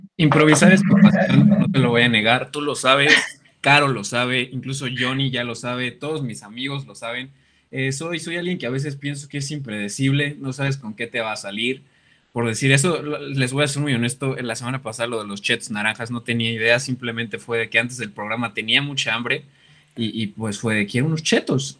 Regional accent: Mexico City, Mexico; now in Toluca, Mexico; yo soy foráneo, yo soy de la Ciudad de México

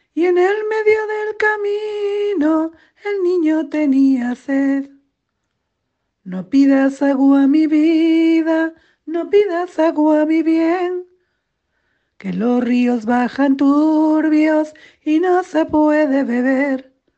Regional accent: Cantabria, Spain; soy de Cantabria

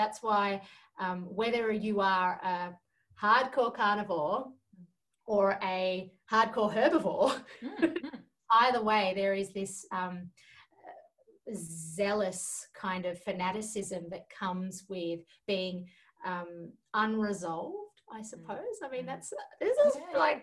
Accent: Georgia; moved away; I grew up in Georgia in the former Soviet Union.

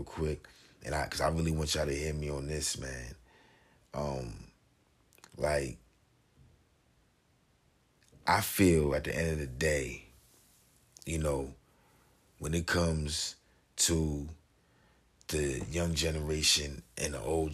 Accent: Jersey City, New Jersey, United States; where I'm from, man, I'm from Jersey City 201, Chilltown, USA

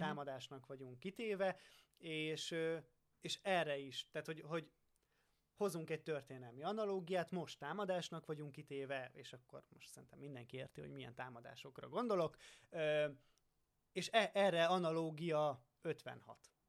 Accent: Hungary; én hiába faluról származom

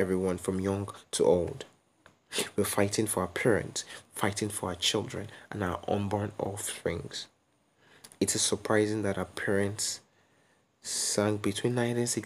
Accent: Nigeria; as a Nigerian youth

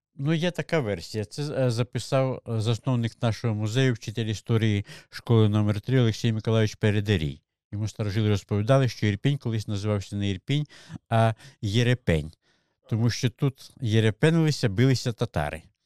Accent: Malyn district, Zhytomyr Oblast, Ukraine; now in Irpin, Ukraine; Я не корінний житель. Я народився в Житомирській області, Малинському районі сусідній.

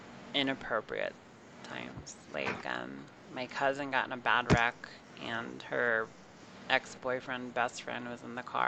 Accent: the Bible Belt, United States; moved away; also born or lived in California; I grew up in the Bible Belt, and one of the first things people always ask you when they first meet you was, what church did you go to? And then I went from that to live in California

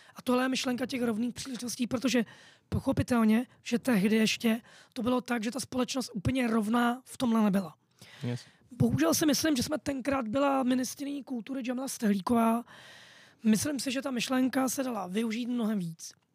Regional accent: Prague, Czechia; narodil jsem se v Praze

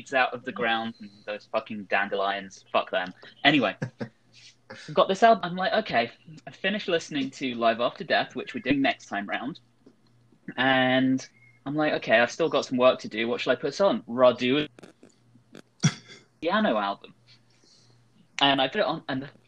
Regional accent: London, United Kingdom; moved away as an adult; now in United States; mostly from London

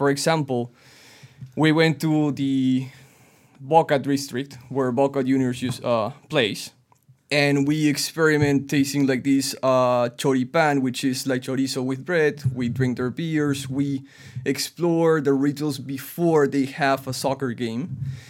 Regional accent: Lima, Peru; moved away as an adult; now in Toronto, Canada; I was born, raised, and married in Lima, Peru.

